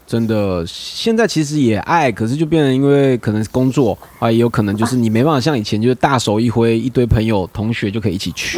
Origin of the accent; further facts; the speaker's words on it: Hualien, Hualien County, Taiwan; now in Taipei, Taiwan; 我花莲人啊，可是虽然我是，我是住台北啦